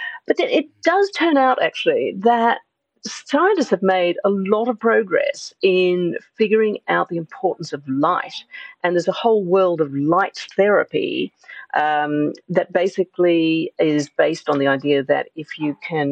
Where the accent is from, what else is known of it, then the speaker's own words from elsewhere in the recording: Australia; moved away as an adult; now in London, United Kingdom; you might be able to hear that I am originally from Australia, and even though I've been living in London for more than 20 years, this is still a readily observable fact